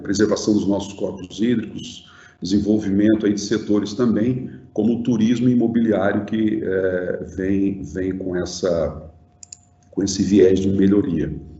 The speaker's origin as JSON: {"language": "Portuguese", "country": "Brazil", "said": "como, como brasileiro"}